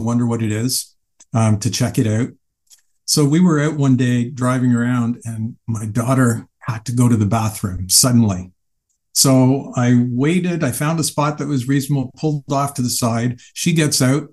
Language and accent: English; Canada; I'm from Canada